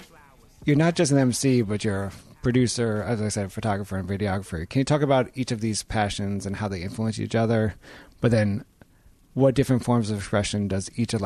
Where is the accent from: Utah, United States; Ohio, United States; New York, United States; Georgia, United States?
New York, United States; New York City; I'm from New York City.